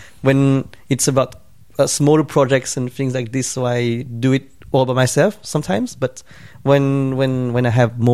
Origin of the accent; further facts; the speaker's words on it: Switzerland; moved away; also born or lived in Hong Kong; I grew up in Switzerland in a Vietnamese family, you know, immigrant family